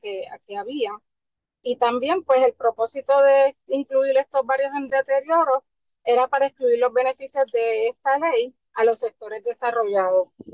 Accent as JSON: {"language": "Spanish", "town": "San Juan", "country": "Puerto Rico", "tie": "born or raised there", "also_born_or_lived": "Santurce", "said": "soy nacida en Río Piedra. Me crié mis primeros cinco años en Santurce. Luego paso nuevamente a Río Piedra, al barrio Capetillo"}